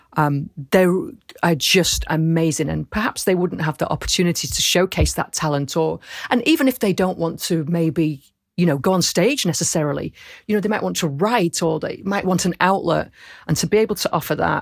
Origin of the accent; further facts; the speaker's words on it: Rochdale, North West England, United Kingdom; moved away; also born or lived in Camden, London; I was born in Rochdale